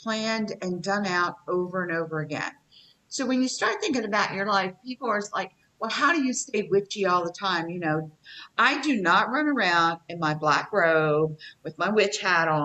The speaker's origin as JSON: {"language": "English", "region": "Appalachia", "country": "United States", "said": "I am from the South. Okay? I am from Appalachia."}